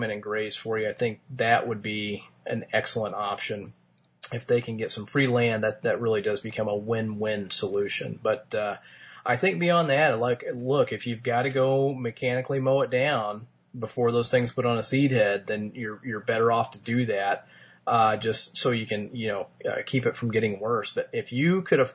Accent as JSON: {"language": "English", "town": "Martinsville", "region": "Indiana", "country": "United States", "tie": "born or raised there", "said": "my hometown of Martinsville"}